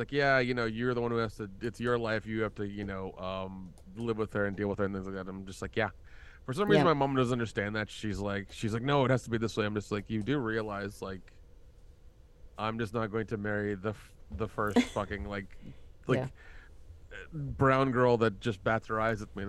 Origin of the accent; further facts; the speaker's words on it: the South, United States; it's funny when I tell people I'm from the South, they're like, "You don't sound like it." I'm like, "I killed that accent years ago."